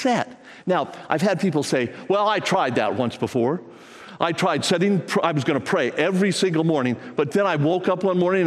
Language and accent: English; United States; I'm an American